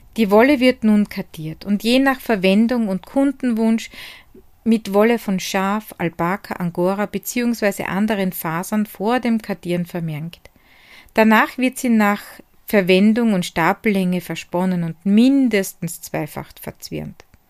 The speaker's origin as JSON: {"language": "German", "town": "Hart bei Graz", "region": "Styria", "country": "Austria"}